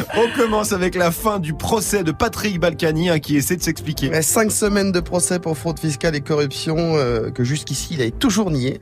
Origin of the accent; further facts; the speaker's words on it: Senegal; je suis sénégalais